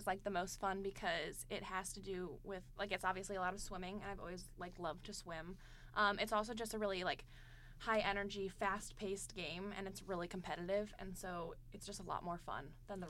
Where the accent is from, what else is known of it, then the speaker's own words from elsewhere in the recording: O'Fallon, Missouri, United States; So I'm actually from O'Fallon, Missouri. So I'm pretty local.